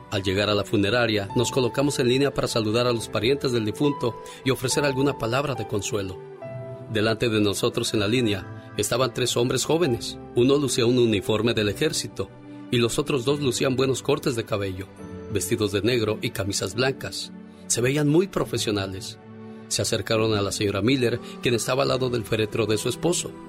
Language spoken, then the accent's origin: Spanish; Zacapu, Michoacán, Mexico; moved away; un día salí de Zacapu, Michoacán, pero Zacapu, Michoacán nunca salió de mí.